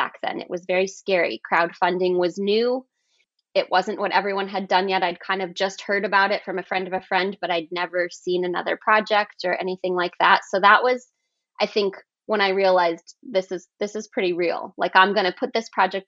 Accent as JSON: {"language": "English", "region": "Colorado", "country": "United States", "tie": "born or raised there", "said": "I grew up in Colorado and kind of in the sticks a little bit"}